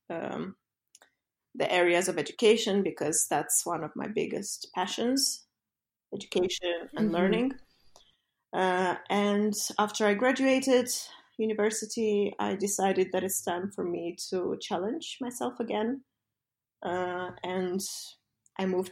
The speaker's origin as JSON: {"language": "English", "country": "Moldova", "also_born_or_lived": "London", "moved": "as an adult", "said": "back in Moldova to kind of bring all that knowledge and experience I accumulated back to my home country"}